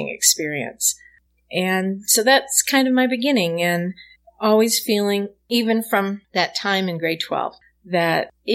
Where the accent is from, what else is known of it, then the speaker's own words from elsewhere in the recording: Saskatchewan, Canada; And I'm originally from Saskatchewan in Western